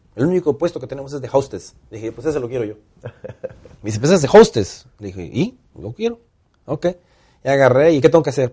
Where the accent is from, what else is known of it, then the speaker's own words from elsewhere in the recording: Minatitlán, Veracruz, Mexico; moved away as an adult; now in Atlanta, United States; yo nazco en Veracruz. Eh, nací en Veracruz.